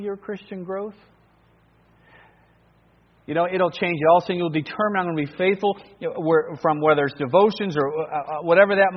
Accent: Cleveland, Ohio, United States; moved away as an adult; also born or lived in New Guinea; me growing up in Cleveland

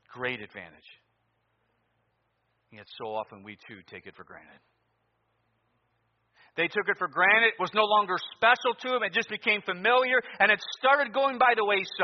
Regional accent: Cleveland, Ohio, United States; Growing up in Cleveland, you're probably going to follow sports

